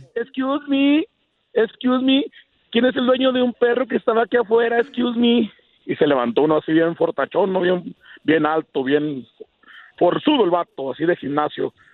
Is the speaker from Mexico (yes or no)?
yes; Ciudad Juárez, Chihuahua, Mexico; also born or lived in Tlahualilo, Durango; now in Denver, United States; Yo nací en un pueblito de Durango, se llama Tlahualilo Durango, pero me crié en Ciudad Juárez, Chihuahua